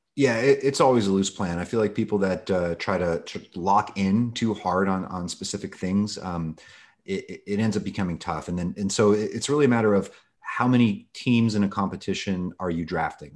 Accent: Los Angeles, California, United States; born or raised there; also born or lived in Moscow, Russia

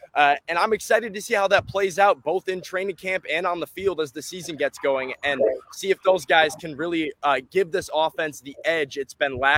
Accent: Chicago, Illinois, United States; moved away as an adult; now in Nashville, United States; I'm from the Chicagoland area. So, yeah, I grew up a Bears fan, and that was kind of how I was bred into loving football, loving the sport. And like you said, got down here for college

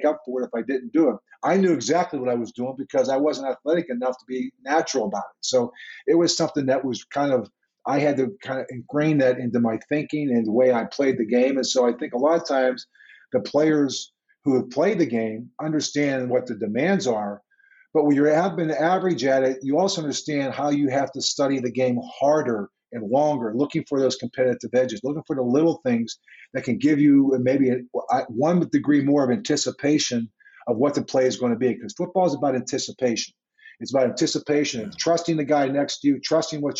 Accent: Pittsburgh, Pennsylvania, United States; moved away as an adult; I grew up in Pittsburgh

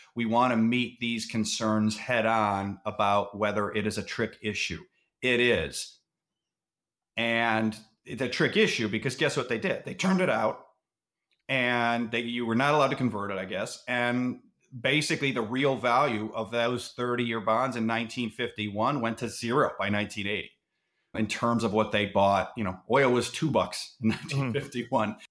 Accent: Cleveland, Ohio, United States; I'm from Cleveland

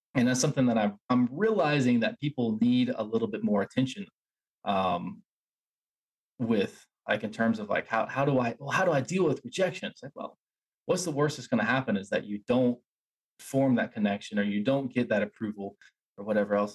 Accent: Asheville, North Carolina, United States; I grew up in Asheville

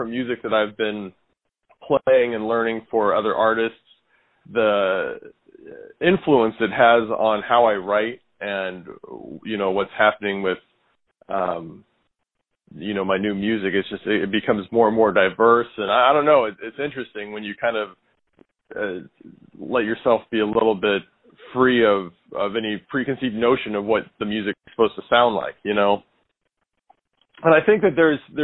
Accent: St. Louis, Missouri, United States; moved away as an adult; now in New York City, United States; I was born in St. Louis, and I spent, raised there, spent the first 18 years of my life in St. Louis

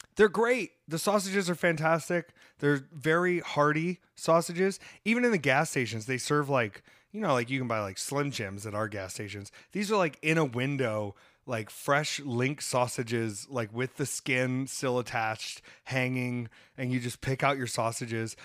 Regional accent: United States; I'm American

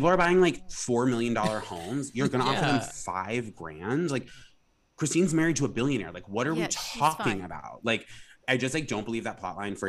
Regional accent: Vermont, United States; also born or lived in Rhode Island; I'm from New England, I'm originally from Rhode Island, we moved to Vermont

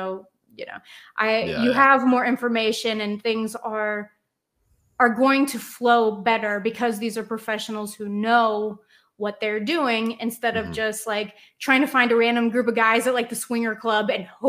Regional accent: Cincinnati, Ohio, United States; I don't know. I'm from Cincinnati.

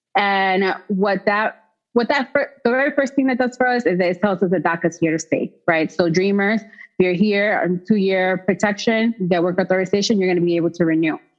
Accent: United States; I was born in the United States to Dominican parents

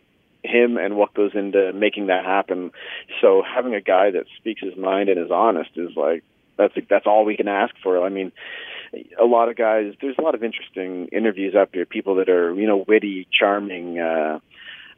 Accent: Canada; as a Canadian journalist

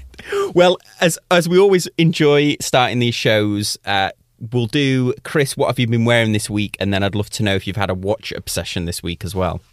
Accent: Manchester, North West England, United Kingdom; moved away; My hometown is Manchester, which rains, like, pr-, predominantly all of the time

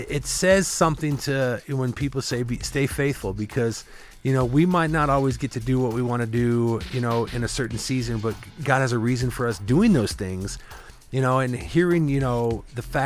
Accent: Midwest, United States; I grew up in the Midwest

